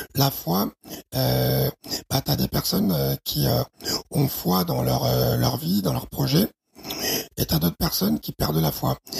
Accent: Chad; ma petite gloriole tchadienne

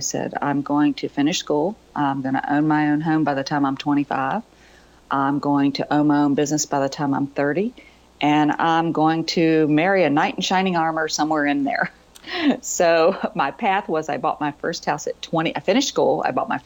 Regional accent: Virginia, United States; I grew up in Virginia

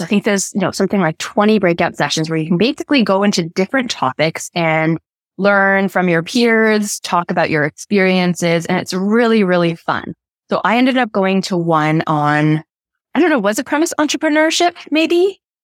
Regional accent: Canada

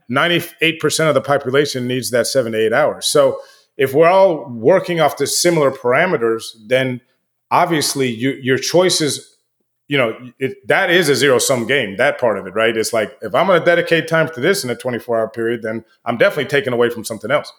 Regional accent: United States

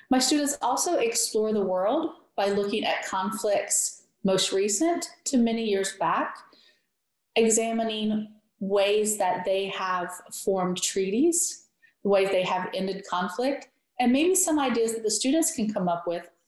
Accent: West Portsmouth, Ohio, United States; also born or lived in Greenup, Kentucky; this is my Peace Teacher Experience. I am from West Portsmouth, Ohio, and I've just completed 14 years at Greenup County High School in Greenup, Kentucky.

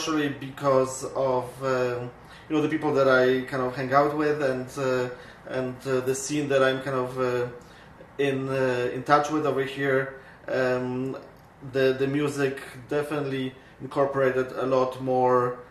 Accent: Poland; now in Winnipeg, Canada; I come from Poland myself, and I came to Canada in 1989

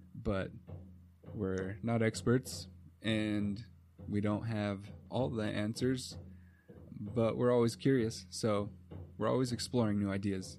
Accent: United States; first language English; we're from the United States

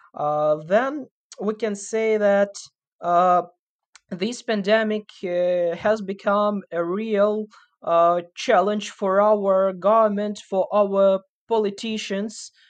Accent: Sumy, Sumy Oblast, Ukraine; also born or lived in Kyiv; in Sumy, in my hometown now

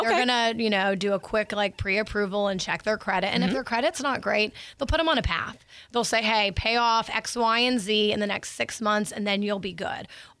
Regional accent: Niceville, Florida, United States; now in Pensacola, United States; I'm from Niceville. So I'm from Niceville originally.

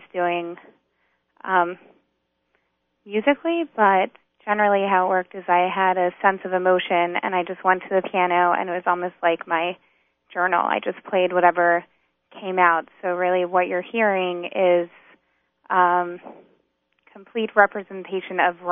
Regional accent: North Carolina, United States; moved away; also born or lived in New York; I was born and raised in North Carolina.

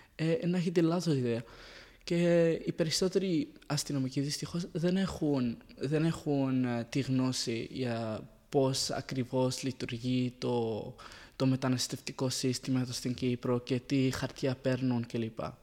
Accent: Syria; Greek is a second language; also born or lived in Saudi Arabia / Palestine (ancestry); now in Cyprus; Είμαι Παλαιστινίος Σύριος, οπότε διάμενα με μια μεγάλη διάρκεια της ζωής μου στη Συρία

